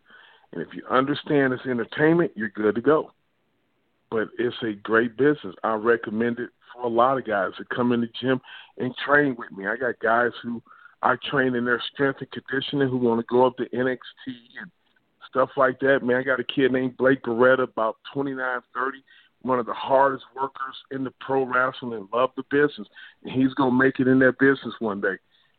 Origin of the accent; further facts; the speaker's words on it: Detroit, Michigan, United States; I grew up in Detroit, man.